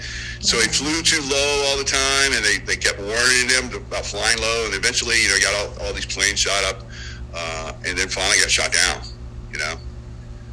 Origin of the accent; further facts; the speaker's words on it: Columbia, South Carolina, United States; I'm from Columbia, South Carolina